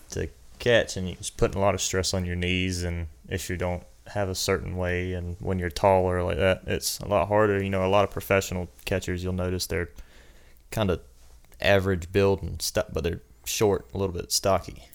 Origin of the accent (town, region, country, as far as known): New Ellenton, South Carolina, United States; born or raised there; also born or lived in Aiken, South Carolina